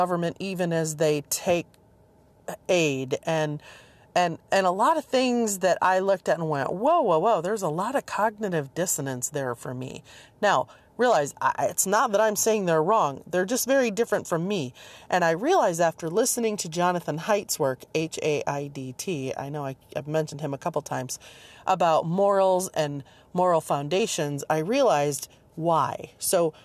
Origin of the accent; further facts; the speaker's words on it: Michigan, United States; also born or lived in Seattle, Washington / rural Virginia; now in Virginia, United States; I grew up in Michigan and then moved to Seattle and then moved to rural Virginia